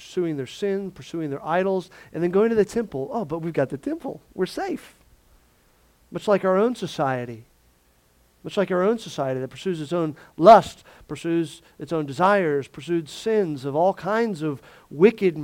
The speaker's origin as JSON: {"language": "English", "region": "Florida", "country": "United States", "tie": "born or raised there", "said": "I grew up in Florida"}